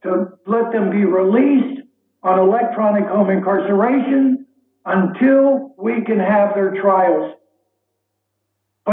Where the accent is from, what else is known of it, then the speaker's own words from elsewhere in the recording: Cuba; now in New Orleans, United States; I'm Cuban. I'm a light-skinned Hispanic